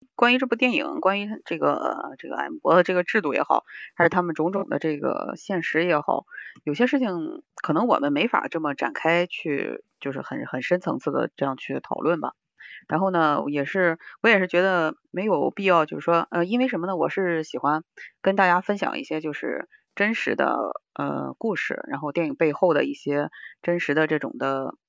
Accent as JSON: {"language": "Chinese", "country": "China", "said": "我是中国人，我骄傲"}